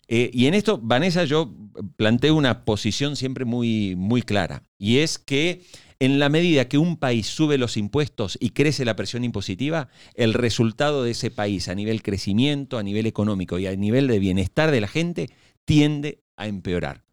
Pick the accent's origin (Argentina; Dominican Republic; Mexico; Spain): Argentina; moved away; also born or lived in Venezuela; yo soy argentino.